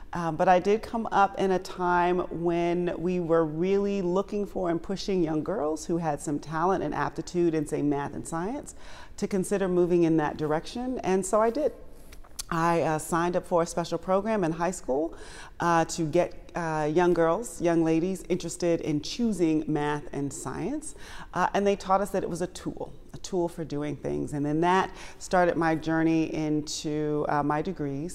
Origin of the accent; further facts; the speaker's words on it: Washington, District of Columbia, United States; I was born and raised in the Washington, D C area